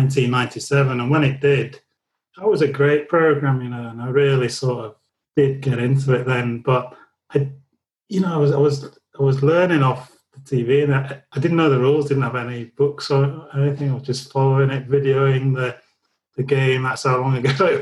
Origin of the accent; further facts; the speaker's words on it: Leeds, Yorkshire and the Humber, United Kingdom; growing up in Leeds within earshot of Headingley